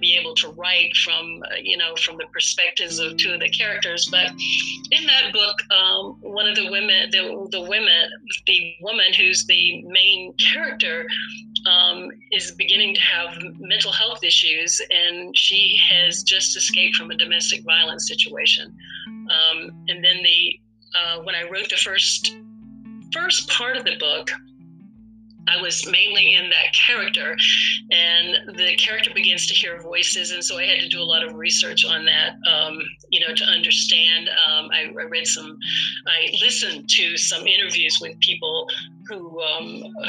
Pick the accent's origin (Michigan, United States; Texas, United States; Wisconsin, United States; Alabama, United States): Alabama, United States; North; moved away as an adult; now in Atlanta, United States; I grew up in North Alabama, as you read before, in a very rural area